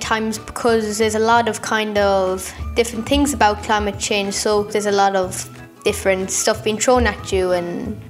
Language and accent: English; Tralee, Munster, Ireland; I'm 12 years old and from Tralee County, Kerry.